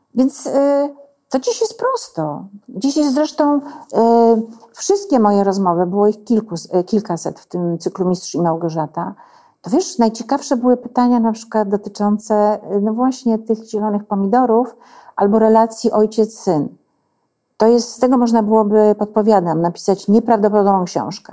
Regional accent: village next to Truskolasy, Silesian Voivodeship, Poland; moved away; ja jestem z wioski obok. I mnie to wszystko ustawia. To jest mój świat

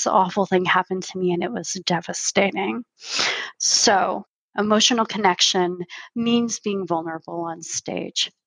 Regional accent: California, United States; moved away as an adult; now in Canada; I didn't just grow up in America. I grew up in California

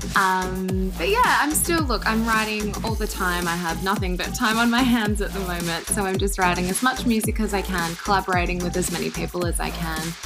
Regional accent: Sydney, New South Wales, Australia; I'm from Sydney, Australia

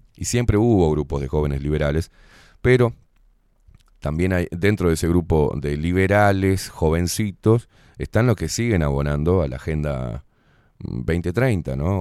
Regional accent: Uruguay; nacemos acá y es nuestra identidad

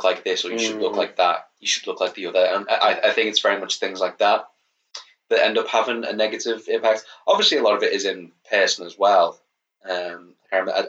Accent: Liverpool, North West England, United Kingdom; accent: Scouse; my accent is going to go very, very Scouse now because I'm talking about when I went to school

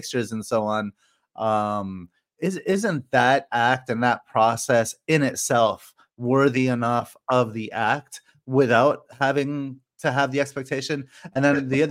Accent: Canada; When I was growing up in Canada

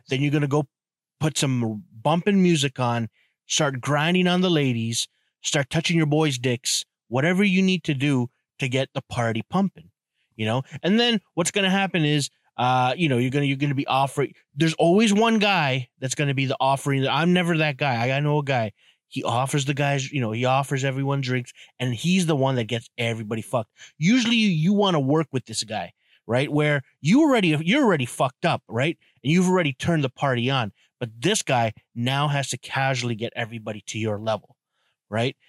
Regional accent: Canada; I'm from Canada

